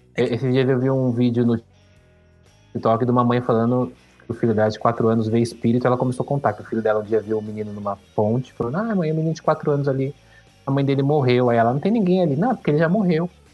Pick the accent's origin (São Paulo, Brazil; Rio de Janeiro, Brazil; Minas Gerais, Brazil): São Paulo, Brazil; quando eu era criança, eu morava na Vila Liviero, que é, é, que é a periferia ali de São Paulo, divisa com São Bernardo